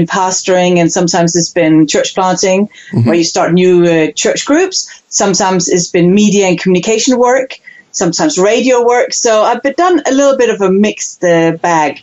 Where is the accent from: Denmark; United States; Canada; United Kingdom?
Denmark; now in New Zealand; I'm so used to being an international Dane